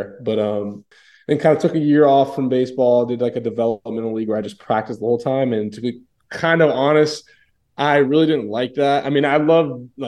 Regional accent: Tampa, Florida, United States; born and raised in Tampa

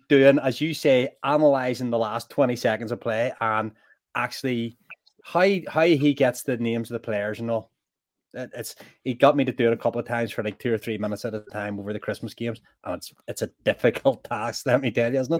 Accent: Belfast, Northern Ireland, United Kingdom; I was aware of some of the guys before they became Belfast Giants, and then to go and watch them playing for my hometown team

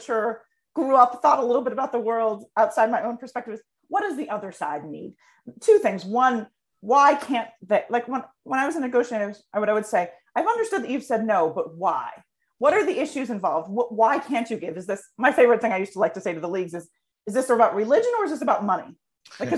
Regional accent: United States; me as an American

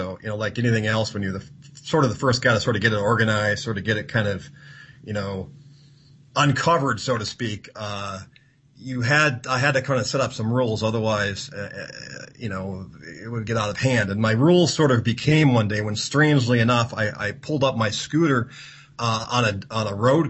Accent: United States; And I excluded Cuba because, being an American, can't really travel effectively to Cuba.

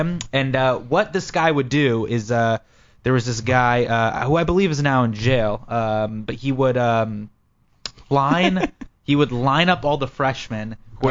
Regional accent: Sacramento, California, United States; also born or lived in San Francisco; I grew up in Sac, and then, grew up there, went to college up there

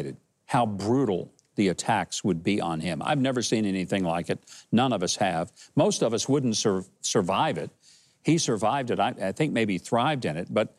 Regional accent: United States; I was born in America

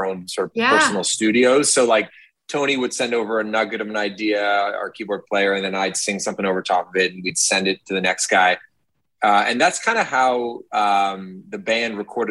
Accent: Toronto, Ontario, Canada; also born or lived in Hamilton; I grew up in Toronto, and then I went to Hamilton for university

